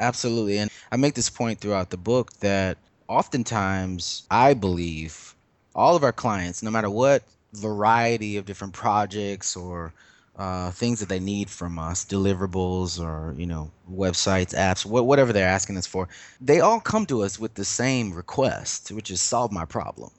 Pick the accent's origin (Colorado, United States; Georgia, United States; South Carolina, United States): South Carolina, United States; Lexington; moved away as an adult; now in Brooklyn, United States; growing up in Lexington South Carolina